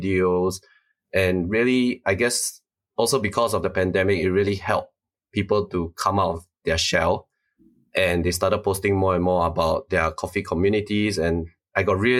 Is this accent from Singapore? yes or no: yes; Singapore; I'm from Singapore, born and raised. Spent all 26 years of my life here